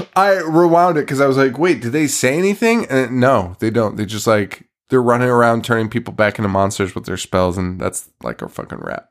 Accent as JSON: {"language": "English", "region": "New England", "country": "United States", "said": "we're from New England"}